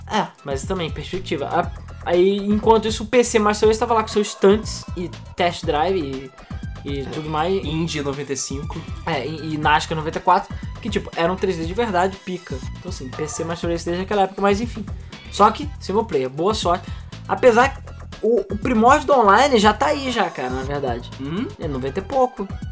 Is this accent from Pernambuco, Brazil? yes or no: no; Rio de Janeiro, Brazil; eu sou do Rio de Janeiro, sempre fui do Rio de Janeiro capital